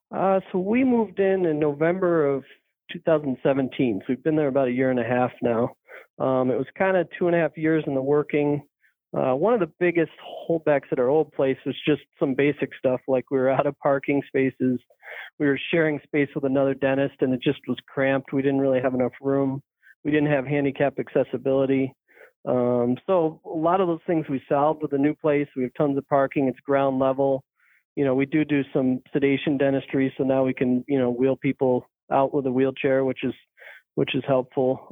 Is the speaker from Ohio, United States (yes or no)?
no; Manlius, New York, United States; also born or lived in Maryland; I grew up in Manlius, which is a suburb of Syracuse